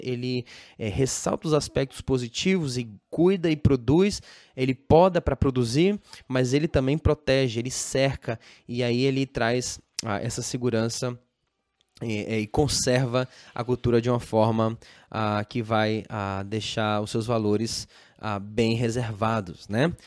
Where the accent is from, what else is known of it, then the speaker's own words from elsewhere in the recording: Brazil; nós mesmos é, como brasileiros, temos a tendência de negar a nossa própria cultura